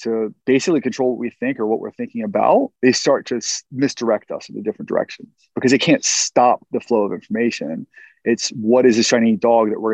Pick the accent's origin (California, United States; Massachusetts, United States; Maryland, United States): Maryland, United States; Baltimore; I'm from Baltimore